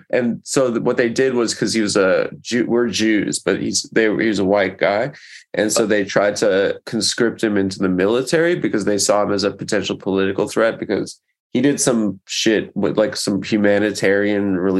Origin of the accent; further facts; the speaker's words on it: Las Vegas, Nevada, United States; also born or lived in Los Angeles, California; now in New York, United States; I was born in LA and I grew up in Vegas.